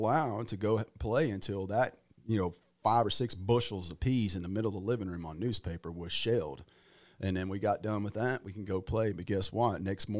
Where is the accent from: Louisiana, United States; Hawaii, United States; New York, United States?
Louisiana, United States; Farmerville; Well, when my buddies were out water skiing and enjoying themselves and fishing and bass fishing. It was like June or May or June. I was out in the pea patch picking purple hull peas.